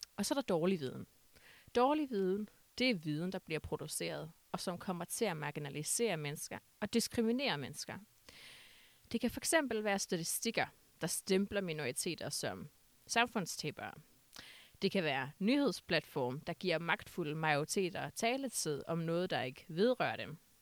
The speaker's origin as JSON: {"language": "Danish", "town": "Aalborg", "region": "North Denmark Region", "country": "Denmark", "said": "jeg kommer fra Aalborg"}